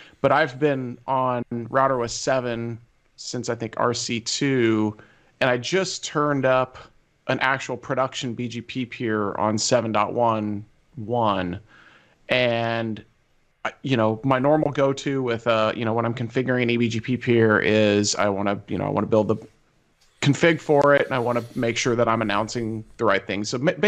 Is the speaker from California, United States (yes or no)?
no; Illinois, United States; I grew up in Central Illinois.